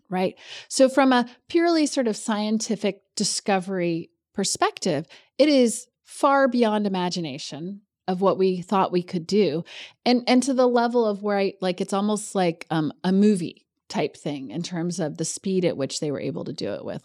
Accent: Kentucky, United States; also born or lived in New Hampshire; I'm actually from Kentucky.

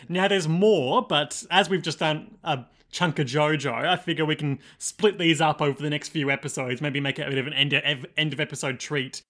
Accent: Australia; as an Australian podcaster

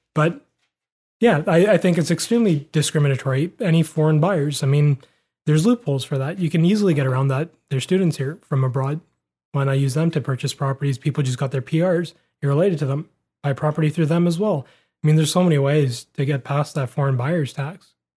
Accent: Vancouver, British Columbia, Canada; we grew up in Vancouver

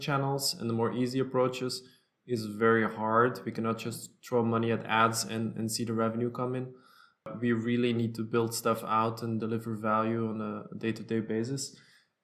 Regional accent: Belgium; also born or lived in New York State, United States / Antwerp, Belgium; I'm both a U.S. citizen and Belgian. My parents are Belgian, but we lived in the States when I was very small.

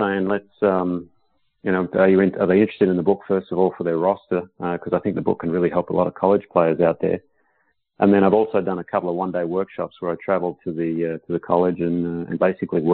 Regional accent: Perth, Western Australia, Australia; moved away as an adult; now in United States; it was in my hometown

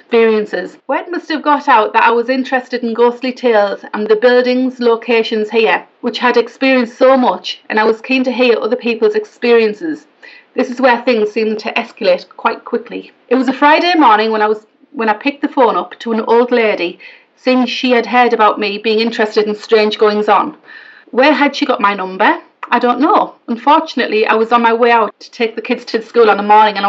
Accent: Hartlepool, North East England, United Kingdom; I'm from Hartlepool

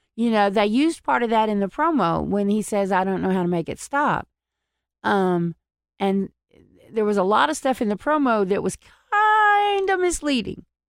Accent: Texas, United States; moved away; I'm originally from Texas

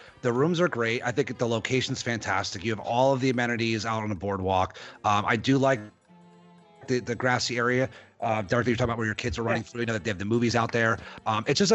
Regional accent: New Jersey, United States; Jersey, which is my home state

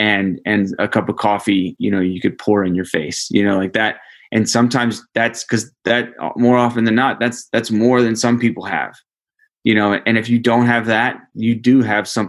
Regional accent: United States; the duty that comes with being an American

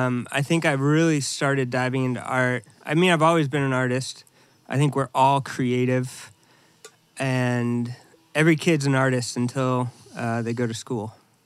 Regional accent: San Diego, California, United States; also born or lived in Orange County, California; I am an artist. I'm born and raised in Southern California, San Diego, which is America's finest city.

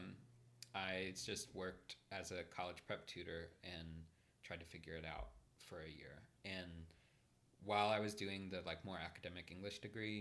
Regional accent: Midwest, United States; moved away; being a Midwesterner and like a rural Midwesterner

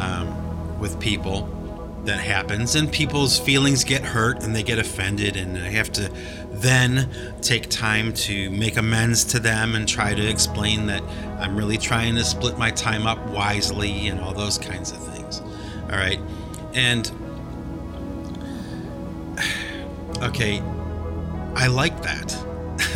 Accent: Cleveland, Ohio, United States; now in Massachusetts, United States; when I go back to Cleveland, yes, it's my hometown. Yes, I go back to visit the home that I was raised in and grew up

